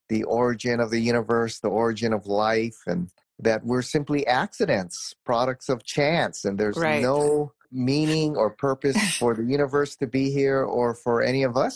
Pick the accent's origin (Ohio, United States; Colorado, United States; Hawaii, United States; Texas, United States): Hawaii, United States; I grew up in Hawaii, which is kind of a pluralistic culture here